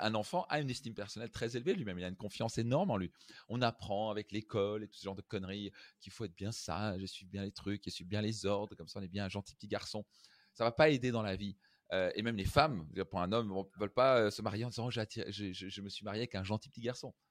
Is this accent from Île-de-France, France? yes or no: no; Strasbourg, Grand Est, France; je viens de Strasbourg